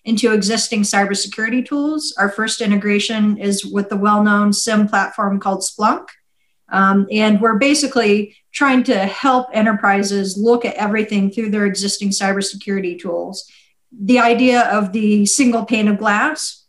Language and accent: English; Las Vegas, Nevada, United States; moved away as an adult; also born or lived in Kosovo; I'm from Las Vegas.